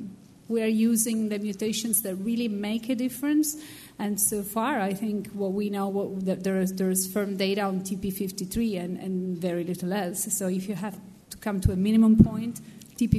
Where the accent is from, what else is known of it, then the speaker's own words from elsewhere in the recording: Italy; I come from Italy, where we have a public health system